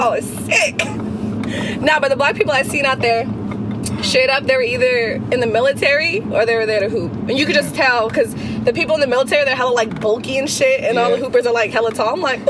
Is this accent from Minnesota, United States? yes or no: no; Fremont, California, United States; also born or lived in Sunnyvale, California; So I lived in Fremont since I was like three. Okay. But before then, I lived in Sunnyvale.